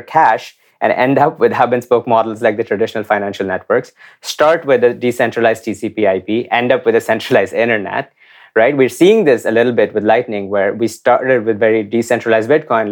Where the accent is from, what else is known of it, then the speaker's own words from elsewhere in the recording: India; I grew up in India in the nineties